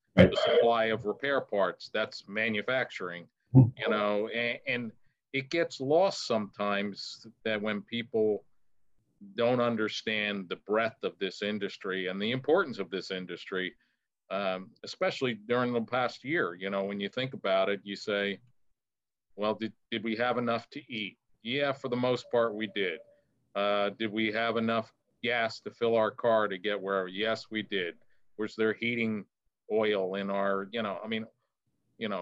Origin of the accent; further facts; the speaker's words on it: New Jersey, United States; I'm from New Jersey